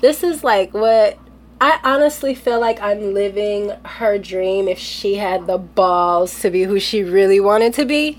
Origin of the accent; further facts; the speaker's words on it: Los Angeles, California, United States; me growing up